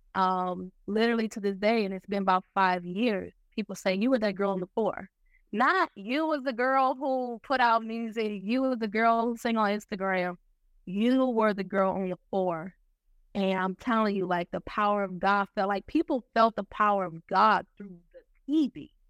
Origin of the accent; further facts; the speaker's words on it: Milwaukee, Wisconsin, United States; now in Norfolk, United States; I'm from Milwaukee, Wisconsin. I don't currently live in Milwaukee. Um, I actually reside in Norfolk, Virginia